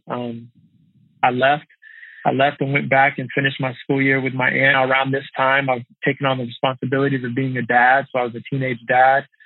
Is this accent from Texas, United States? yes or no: yes; outside of Dallas, Texas, United States; I was raised outside of Dallas, Texas.